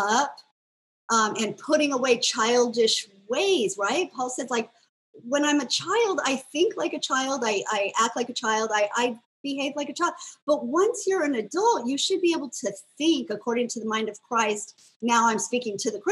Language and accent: English; United States; I grew up in America